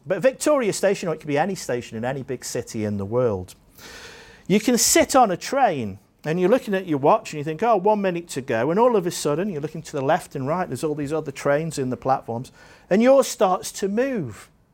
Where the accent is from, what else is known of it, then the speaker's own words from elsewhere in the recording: Staffordshire, West Midlands, United Kingdom; now in Jersey; I grew up in Staffordshire in England